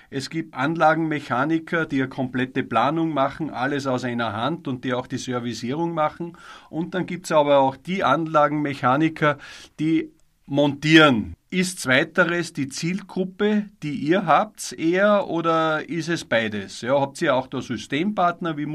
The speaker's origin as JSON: {"language": "German", "country": "Austria", "said": "Es geht ja auch Förderungen bei uns in Österreich"}